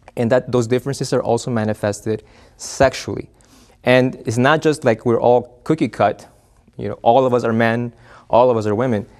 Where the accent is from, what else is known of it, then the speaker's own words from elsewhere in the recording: Argentina; now in United States; originally from the Argentina, but, uh, I'm a U S citizen now